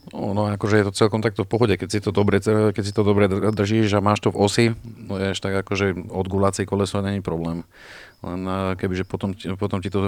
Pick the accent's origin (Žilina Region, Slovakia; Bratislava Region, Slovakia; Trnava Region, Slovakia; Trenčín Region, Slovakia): Bratislava Region, Slovakia; Bratislava; Čiže u nás v Bratislave?